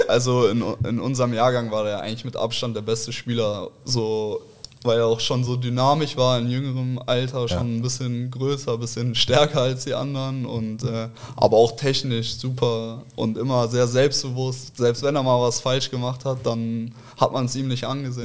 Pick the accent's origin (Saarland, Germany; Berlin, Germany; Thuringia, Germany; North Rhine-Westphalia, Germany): North Rhine-Westphalia, Germany; Cologne; moved away as an adult; now in Hamburg, Germany; ich aus Köln komme, gebürtig, in also in Köln geboren, da auch äh, groß geworden, aufgewachsen